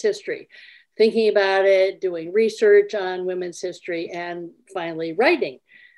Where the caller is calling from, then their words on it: Eden Prairie, Minnesota, United States; I'm calling in from Eden Prairie, Minnesota.